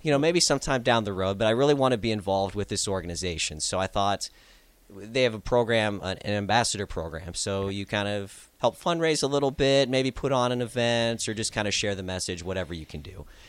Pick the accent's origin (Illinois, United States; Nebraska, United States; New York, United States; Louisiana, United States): Nebraska, United States; Lincoln Omaha area; being from the Lincoln Omaha area.